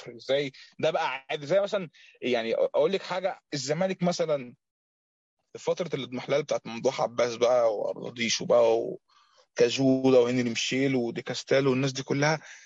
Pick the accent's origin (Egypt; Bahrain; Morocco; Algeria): Egypt; عندنا في مصر